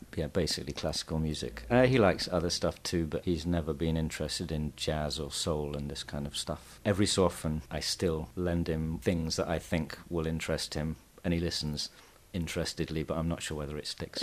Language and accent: English; England, United Kingdom; now in Barcelona, Spain; I'm English